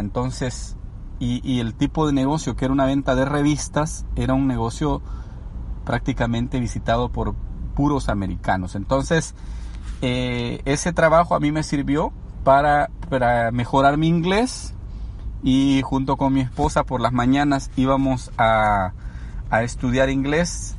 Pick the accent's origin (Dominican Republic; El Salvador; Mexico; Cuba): El Salvador; moved away as an adult; also born or lived in Los Angeles, United States; now in United States; soy originario del Salvador, soy salvadoreño.